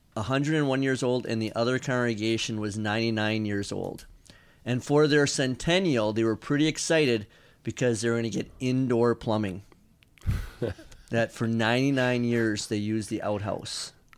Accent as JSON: {"language": "English", "region": "Wisconsin", "country": "United States", "tie": "born or raised there", "moved": "yes", "lives_now": "Kentucky, United States", "said": "I grew up in Wisconsin"}